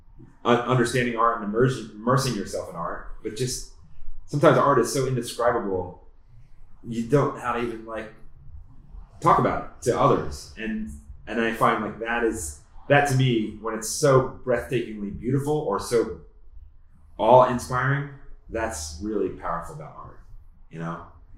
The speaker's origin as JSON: {"language": "English", "region": "East Coast", "country": "United States", "lives_now": "Boulder, United States", "said": "I came from the East Coast and like I moved to Boulder"}